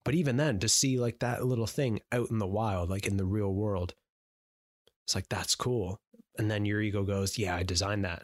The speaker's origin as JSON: {"language": "English", "country": "Canada"}